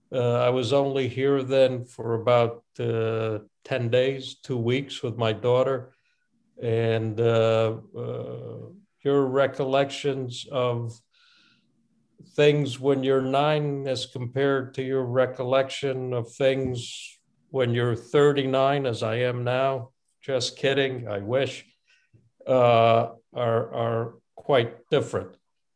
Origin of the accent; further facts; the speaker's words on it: New Haven, Connecticut, United States; also born or lived in Bucharest, Romania / Rome, Italy; I left Romania when I was 9, and we lived in Italy for 8 or 9 months in Rome, principally, before we went to the United States. I grew up in New Haven, and I didn't come back to Romania until about, 12 years ago, give or take.